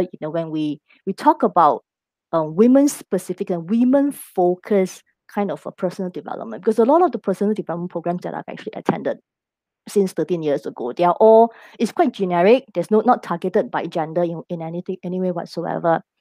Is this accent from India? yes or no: no; Singapore; I am local Singaporean married to uh, an expat